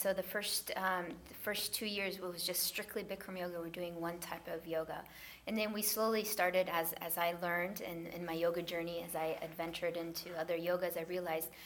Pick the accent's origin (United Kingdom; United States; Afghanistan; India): Afghanistan; moved away; I'm originally from Afghanistan